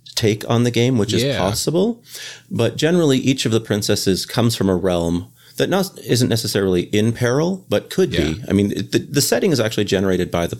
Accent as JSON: {"language": "English", "country": "Canada", "moved": "as an adult", "lives_now": "Boston, United States", "said": "I am a Canadian expat who is currently living in Boston"}